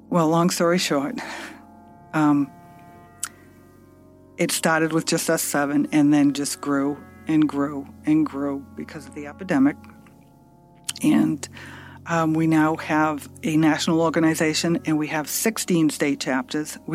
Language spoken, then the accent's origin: English; Massachusetts, United States; And we're all from Massachusetts.